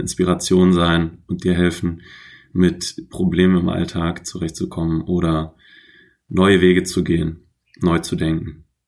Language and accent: German; Troisdorf, North Rhine-Westphalia, Germany; moved away as an adult; also born or lived in Aachen; now in Hamburg, Germany; in Trostorf geboren bei Köln